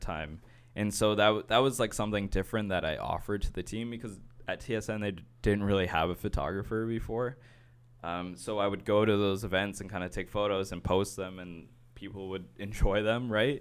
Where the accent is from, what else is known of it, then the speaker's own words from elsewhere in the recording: Brampton, Ontario, Canada; I grew up in Brampton, we would kinda go downtown to the city